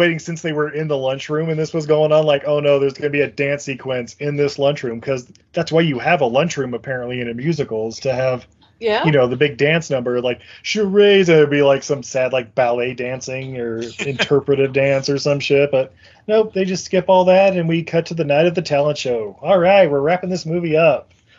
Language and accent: English; United Kingdom; You know, because I'm British and whatnot, I guess.